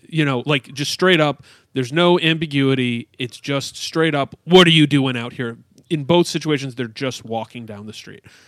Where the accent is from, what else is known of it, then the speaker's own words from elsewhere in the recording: upstate New York, United States; as a suburban kid in upstate New York